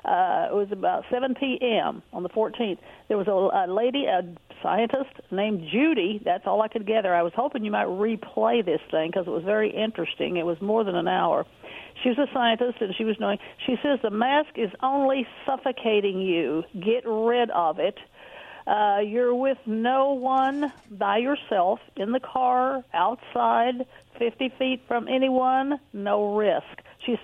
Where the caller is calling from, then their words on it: Kennewick, Washington, United States; Hi, kids. … Kennewick.